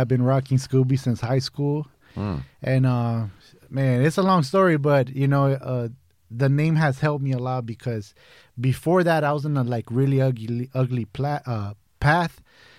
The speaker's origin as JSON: {"language": "English", "town": "Van Nuys", "region": "California", "country": "United States", "tie": "born or raised there", "also_born_or_lived": "São Paulo", "said": "Man, I grew up in Van Nuys, North Hollywood area. I came from Brazil when I was 11. I landed right there on Woodman and Kittredge in, like, San Fernando Valley."}